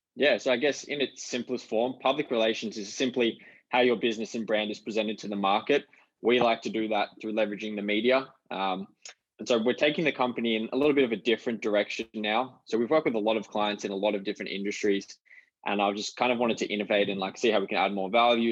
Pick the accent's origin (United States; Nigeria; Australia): Australia; Canberra, Australian Capital Territory; now in Gold Coast, Australia; we grew up together in Canberra.